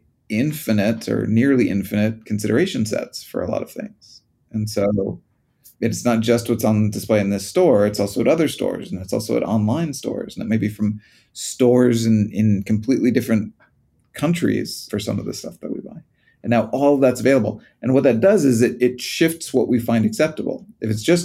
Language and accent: English; United States; moved away; When I was growing up in the States